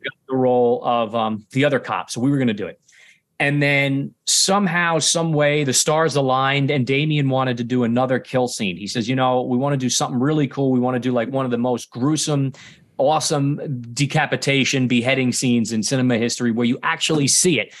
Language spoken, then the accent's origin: English; New York City, New York, United States; I'm from Staten Island, born and raised, so right here in New York